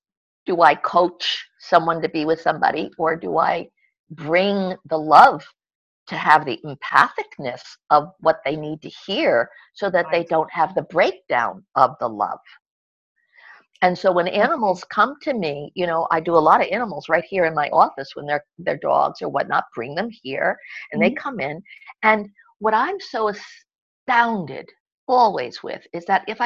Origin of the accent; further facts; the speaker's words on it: United States; moved away as an adult; also born or lived in Europe; I have lived in Europe long enough to know that as an American, we were not educated to have many languages